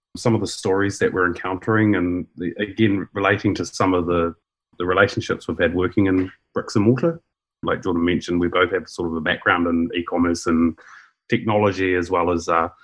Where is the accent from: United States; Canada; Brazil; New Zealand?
New Zealand; I'm from New Zealand.